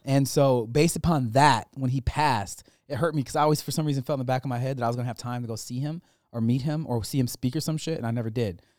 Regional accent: Michigan, United States

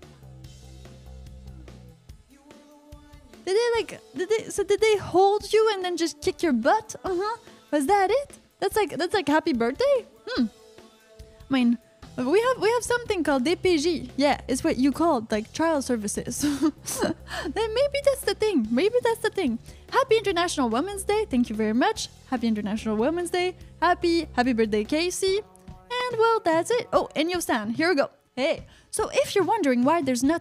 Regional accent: Canada; I'm from Canada

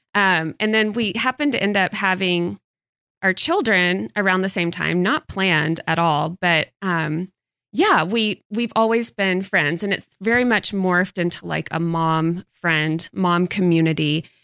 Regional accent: Texas, United States; moved away; I did not grow up here. So, I I grew up in Texas and I moved here

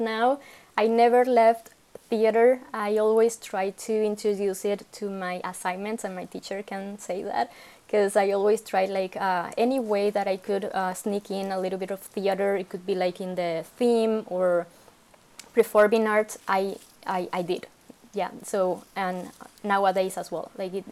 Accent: Venezuela; moved away as an adult; now in Canada; I come from Venezuela in South America, and I moved to Canada in 2013

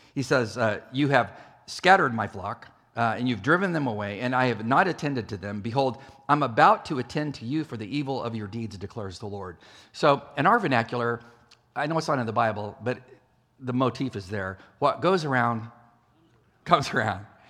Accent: California, United States; moved away as an adult; I traveled out to California, my home state

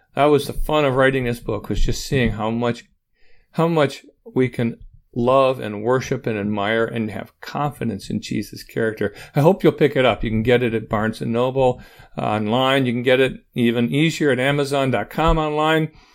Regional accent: Auburn, Michigan, United States

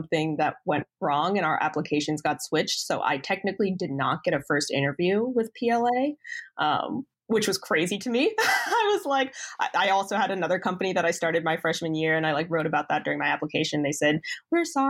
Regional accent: West Chester, Pennsylvania, United States; I grew up here in Westchester, Pennsylvania

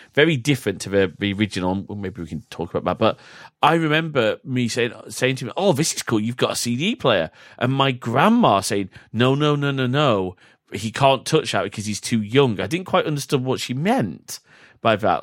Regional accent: United Kingdom; we are both British

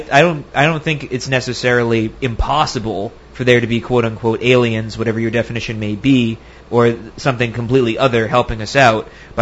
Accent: United States; just from my experience growing up in the American educational system

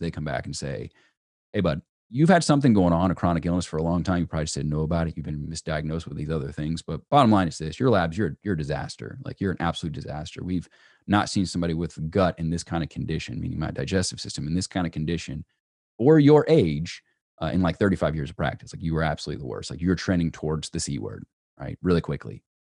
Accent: Peachtree City, Georgia, United States; where I grew up in Peachtree City

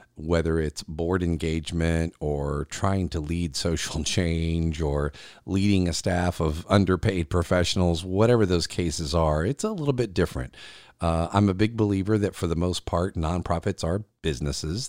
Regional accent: South Carolina, United States; here in South Carolina in my home state

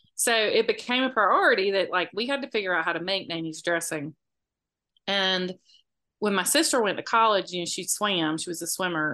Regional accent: Moultrie, Georgia, United States; I grew up in Moultrie most of my life, which was an hour away

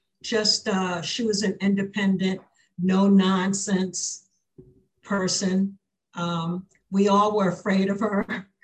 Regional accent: New York City, New York, United States; born there; Well, I was born in New York City, Queens General Hospital in Elmhurst, Queens.

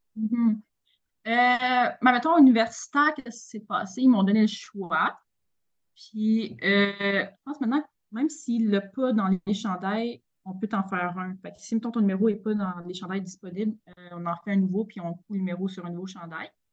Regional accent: Victoriaville, Quebec, Canada; also born or lived in Montreal; moi, je suis une, une fille qui vient de Victoriaville, très fière de tout ça. Euh, j'ai grandi là

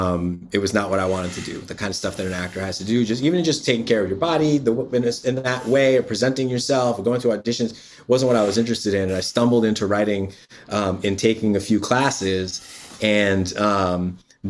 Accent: Yonkers, New York, United States; also born or lived in Bronx; I grew up in Yonkers and spent a lot of time in the Bronx

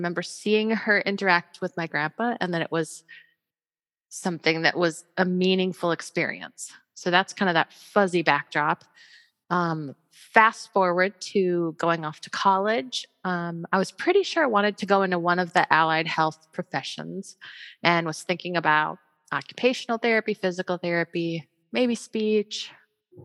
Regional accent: Ames, Iowa, United States; I grew up in Iowa as well, in Ames, in fact. So Ames is my hometown where Iowa State is

